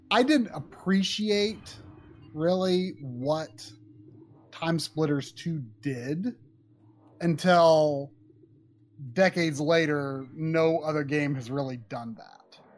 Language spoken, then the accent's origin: English; Brazil; English is a second language; This game is so amazing. I'm from Brazil.